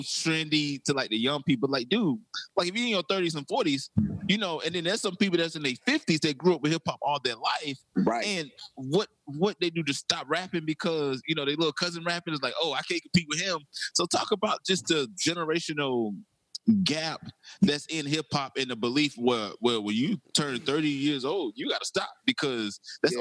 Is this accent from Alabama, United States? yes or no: no; South Carolina, United States; I'm from South Carolina